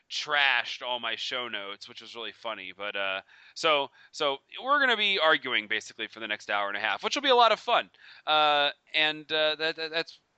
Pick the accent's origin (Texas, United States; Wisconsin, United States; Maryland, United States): Maryland, United States; Baltimore; I'm I'm I'm from Baltimore, man. I know all about that.